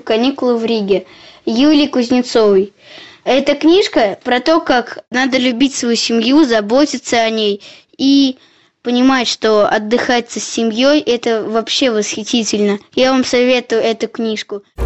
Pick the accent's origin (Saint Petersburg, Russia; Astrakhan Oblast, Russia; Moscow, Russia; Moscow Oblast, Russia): Saint Petersburg, Russia; Я родился и живу в Санкт-Петербурге